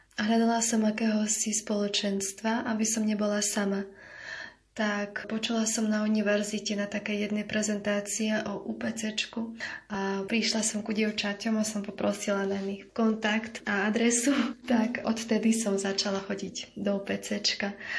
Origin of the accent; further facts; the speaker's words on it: Ukraine; Slovak is a second language; moved away as an adult; now in Slovakia; pochádzam z Ukrajiny